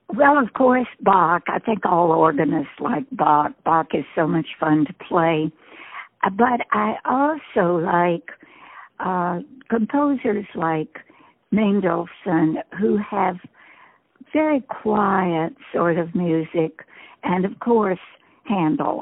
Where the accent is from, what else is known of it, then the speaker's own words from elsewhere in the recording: Staunton, Virginia, United States; I am from Stanton, Virginia, uh, home of Woodrow Wilson's birthplace